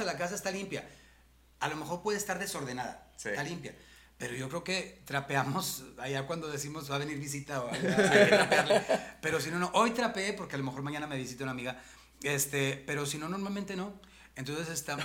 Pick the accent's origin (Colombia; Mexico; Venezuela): Mexico; Monterrey, Nuevo León; Yo sí soy de Monterrey